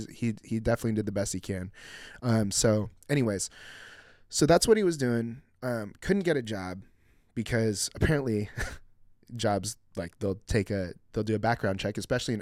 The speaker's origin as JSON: {"language": "English", "country": "Philippines", "said": "I'm Filipino, so we become nurses."}